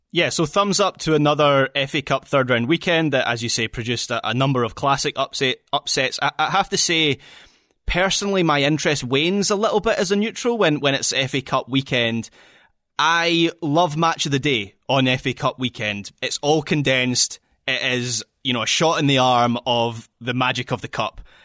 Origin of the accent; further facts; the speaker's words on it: Scotland, United Kingdom; as a Scot